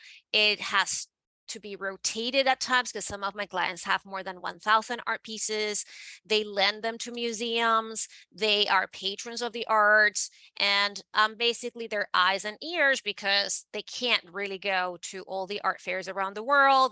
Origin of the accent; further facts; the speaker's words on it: Venezuela; moved away as an adult; now in New York City, United States; I am born and raised in Venezuela